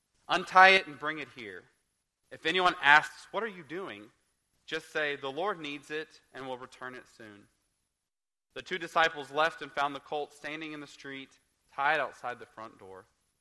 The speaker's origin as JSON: {"language": "English", "region": "Oklahoma", "country": "United States", "tie": "born or raised there", "said": "I grew up in Oklahoma"}